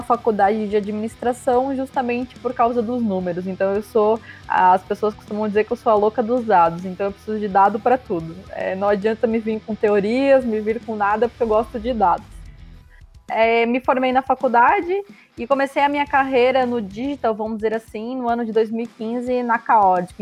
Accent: Santa Catarina, Brazil; eu sou catarinense, tenho 28 anos

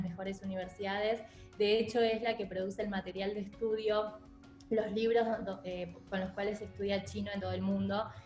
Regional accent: Argentina; also born or lived in China; mi cultura eh, como argentina eh, en, en China

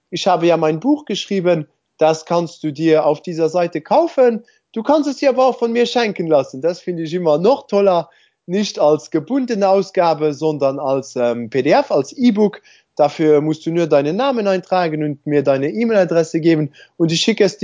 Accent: Luxembourg; also ich bin ja Luxemburger, ich glaube, ich habe das noch nicht erwähnt.

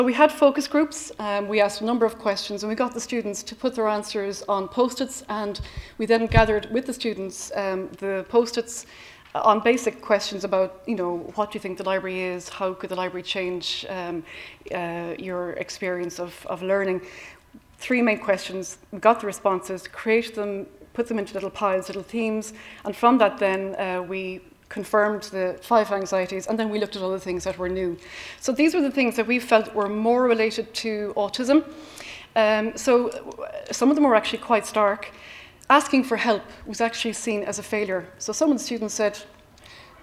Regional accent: Cork, Munster, Ireland; I come from Cork City, which is renowned for speaking quickly

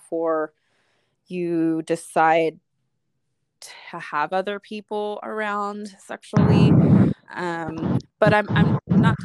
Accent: Southern California, United States; I'm from Southern California

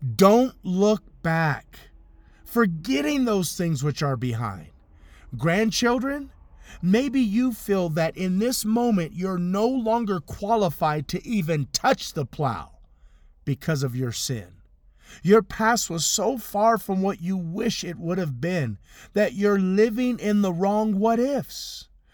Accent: Compton, California, United States; In my living room where I grew up in Compton, California

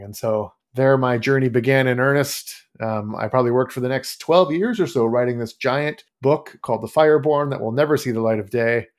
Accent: Canada; grew up, born and raised in Canada

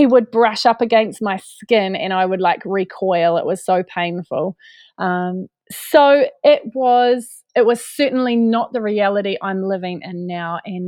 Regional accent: New Zealand; moved away; have been back in New Zealand, which is my home country

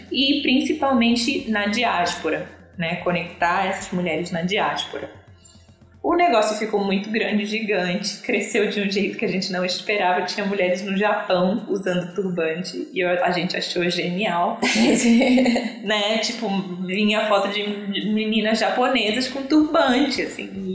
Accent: Brazil; also born or lived in South Africa; eu venho lá do Brasil

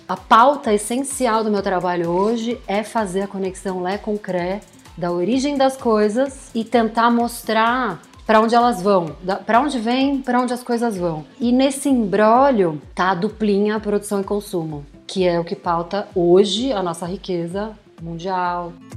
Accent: São Paulo, Brazil; Nasci aqui no Brasil, São Paulo, bem imersa numa família classe média

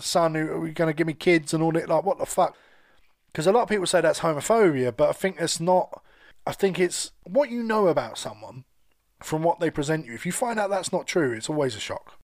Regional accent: London, United Kingdom; I grew up in London, so I was always around gays at school

